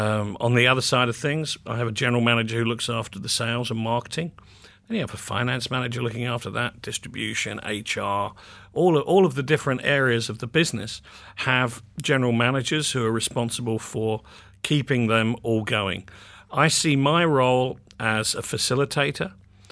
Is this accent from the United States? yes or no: no; Muswell Hill, London, United Kingdom; also born or lived in Barnet; Yes, I grew up in North London, in first of all in a place called Muswell Hill, and then subsequently in Barnet, which is a little outside central London, to the north.